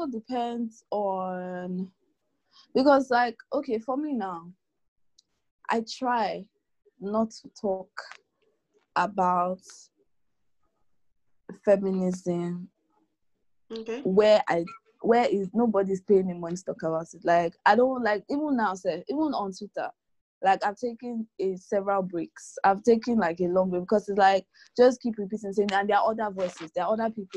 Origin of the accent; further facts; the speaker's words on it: Lagos, Nigeria; I was born in Lagos